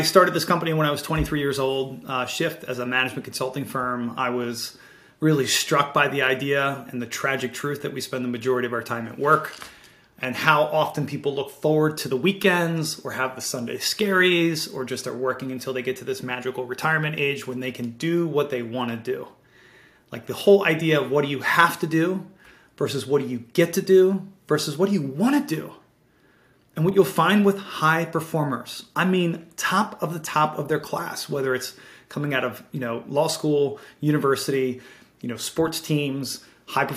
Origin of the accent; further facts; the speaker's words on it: Baltimore, Maryland, United States; growing up in Baltimore City